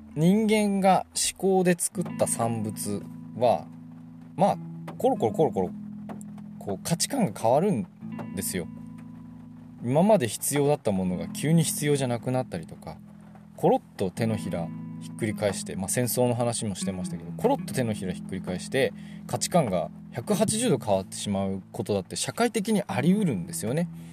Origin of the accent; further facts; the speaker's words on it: Sapporo, Hokkaido, Japan; 僕はもう生まれてこの方ずっと都会にいます札幌で生まれてますから